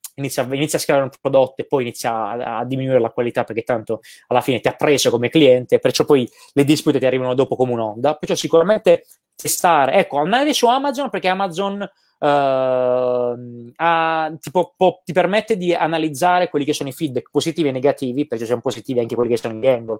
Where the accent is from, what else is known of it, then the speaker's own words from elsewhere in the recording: Gravina in Puglia, Apulia, Italy; moved away as an adult; also born or lived in Milan; now in Tenerife, Spain; nel mio paesino, a Gravina in Puglia